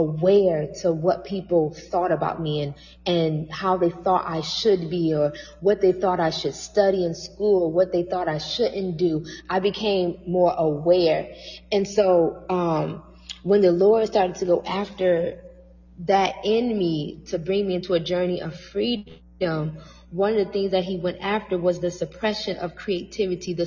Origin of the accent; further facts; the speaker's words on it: Toledo, Ohio, United States; moved away as an adult; also born or lived in New York City; my hometown, which is Toledo